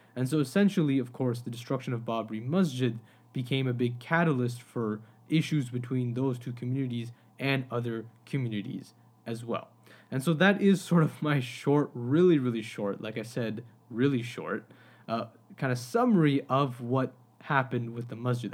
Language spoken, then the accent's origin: English; Pakistan; as a Pakistani, I mean, South Asia is where I come from